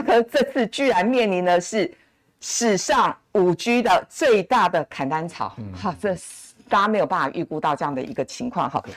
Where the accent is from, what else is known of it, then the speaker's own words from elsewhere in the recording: Taiwan; 我们台湾人就是肯拼